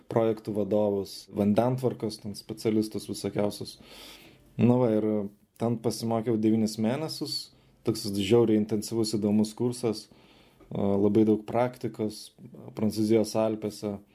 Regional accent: Vilnius, Vilnius County, Lithuania; moved away as an adult; now in South Africa; užaugau Žirmūnuose, medikų šeimoje

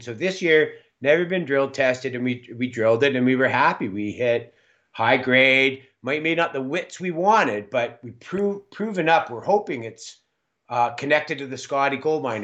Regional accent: Calgary, Alberta, Canada; now in Smithers, Canada; where I was born in Calgary.

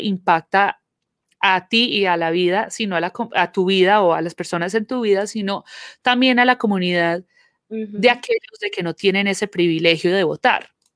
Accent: Colombia; now in Georgia, United States; crecí viendo en Colombia, eh, el día de las elecciones son el durante el fin de semana

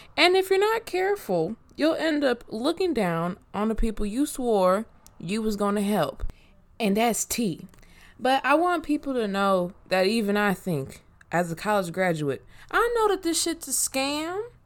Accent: Inglewood, California, United States; also born or lived in Washington and Longwood, Los Angeles / Moreno Valley, California / Bay Area, California; I grew up on Washington and Longwood. Then I moved to Merino Valley. Then I've been in Inglewood since I was eleven.

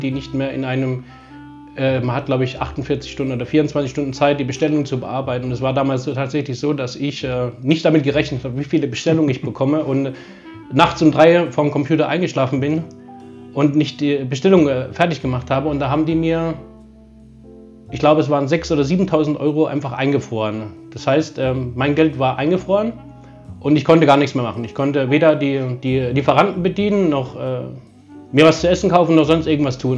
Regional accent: Germany; ich bin Deutscher

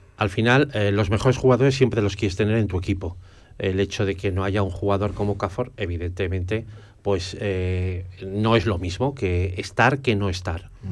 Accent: Zaragoza, Aragon, Spain; yo como zaragozano

